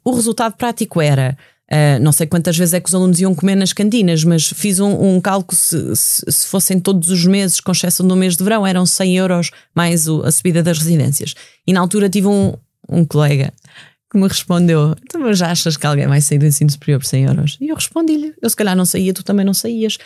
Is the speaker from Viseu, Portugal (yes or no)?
no; Leiria District, Portugal; na minha terra, que, que foi dizimada o, o incêndio no, no Pinhal de Leiria